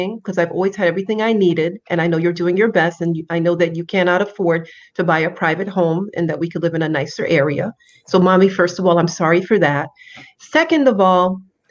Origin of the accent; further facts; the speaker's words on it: New York City, New York, United States; also born or lived in Haiti; I was born and raised in Brooklyn, New York. My parents are both from the beautiful island of Haiti